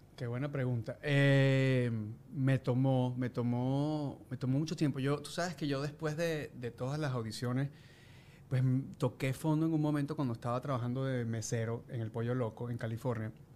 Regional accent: Venezuela

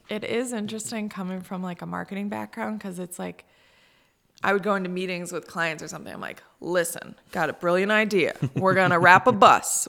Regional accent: Cazenovia, New York, United States; moved away as an adult; also born or lived in Boston; I grew up in Kaz

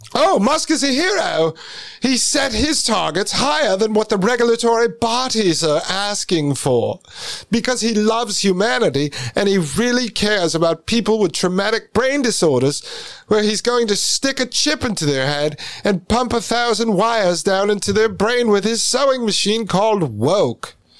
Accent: United States; when we grew up in the United States, I went to uh, born in '81, right? So I went to school in the '80s and '90s

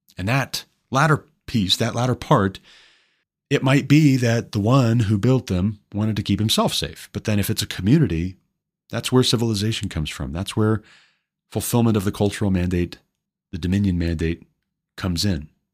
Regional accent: Montana, United States; my home state, Billings, Montana

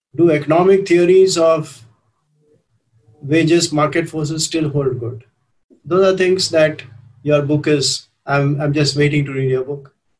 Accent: India

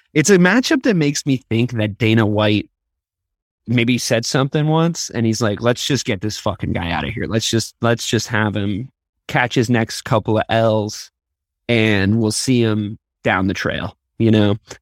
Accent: Dublin, Leinster, Ireland; I was born in Dublin. Same place as Conor

